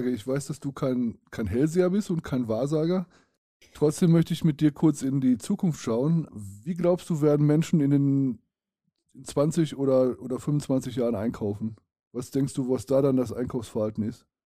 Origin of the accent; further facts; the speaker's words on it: Dortmund, North Rhine-Westphalia, Germany; Ja, ich kenne das, ich komme aus Dortmund.